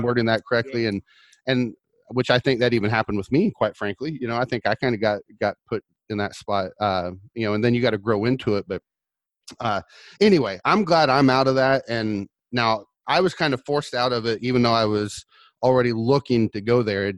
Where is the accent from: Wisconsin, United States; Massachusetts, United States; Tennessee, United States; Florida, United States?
Florida, United States; Orlando; I'm from Orlando